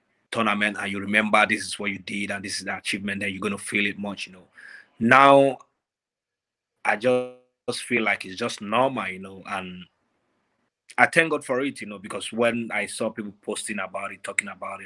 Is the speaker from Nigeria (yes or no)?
yes; Lagos, Nigeria; moved away; I was born in Lagos, in Ajegunle. I don't know if you know where that is, like a ghetto